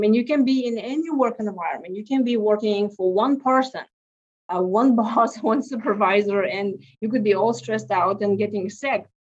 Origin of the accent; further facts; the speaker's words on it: Lithuania; now in United States; so I came from Lithuania and here into US, my gosh, now 21 years ago.